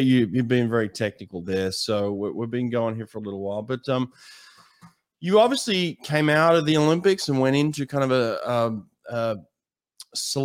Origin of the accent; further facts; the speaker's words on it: Australia; I'm an Australian swimmer